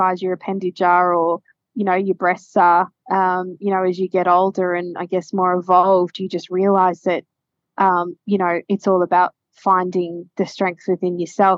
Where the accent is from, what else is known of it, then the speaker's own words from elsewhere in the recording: Queensland, Australia; also born or lived in Ipswich; growing up in Queensland where it's hot